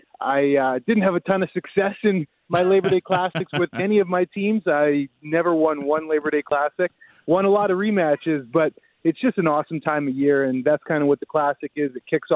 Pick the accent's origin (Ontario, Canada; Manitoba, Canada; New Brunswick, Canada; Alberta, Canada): Manitoba, Canada; Winnipeg; being a Canadian kid from Winnipeg